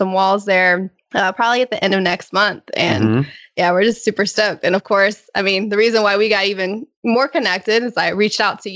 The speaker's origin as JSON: {"language": "English", "region": "Virginia", "country": "United States", "also_born_or_lived": "Pittsburgh / Boston", "moved": "as an adult", "lives_now": "San Diego, United States", "said": "we're both from Virginia"}